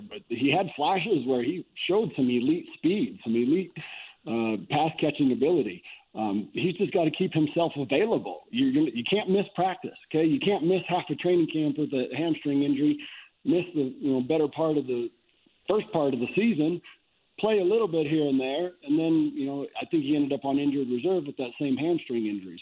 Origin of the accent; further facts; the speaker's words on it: Fort Morgan, Colorado, United States; growing up in Fort Morgan, I had this big big yard